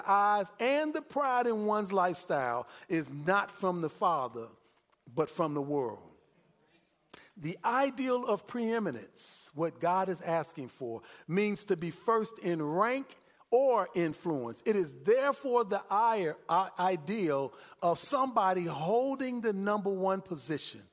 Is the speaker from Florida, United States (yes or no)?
no; Chicago, Illinois, United States; moved away; I'm from Chicago